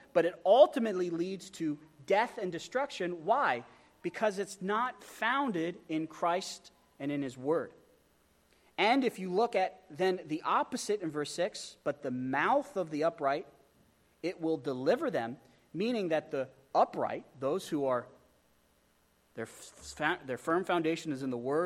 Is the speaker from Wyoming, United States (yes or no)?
yes; Wyoming, United States; I grew up in Wyoming